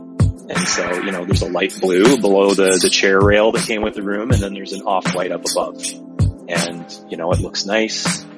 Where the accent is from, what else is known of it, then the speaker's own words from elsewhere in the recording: Woodstock, Ontario, Canada; moved away; I'm originally from southwestern Ontario in a small city called Woodstock.